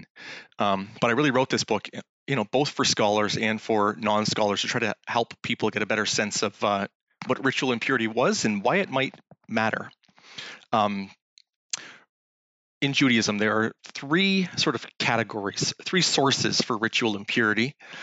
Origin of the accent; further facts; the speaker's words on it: Canada; We're both from Canada